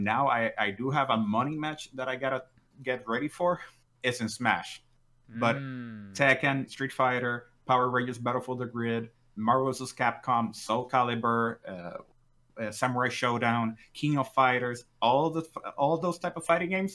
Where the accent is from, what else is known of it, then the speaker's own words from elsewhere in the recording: Puerto Rico; I am from Puerto Rico, so it allows me to do it in Spanish and in English